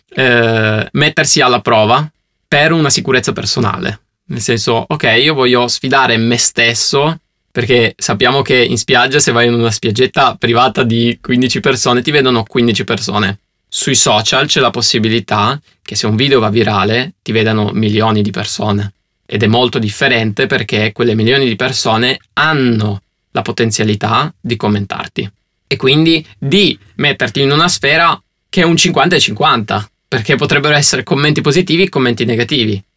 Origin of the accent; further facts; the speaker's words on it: Turin, Piedmont, Italy; io sono di Torino